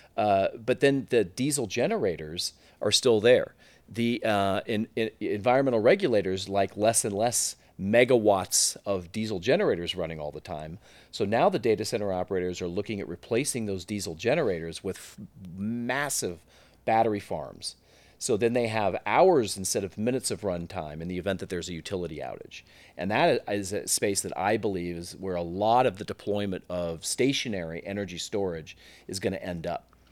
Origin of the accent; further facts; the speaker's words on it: Silicon Valley, California, United States; I was born and bred in Silicon Valley, and, um, uh, grew up there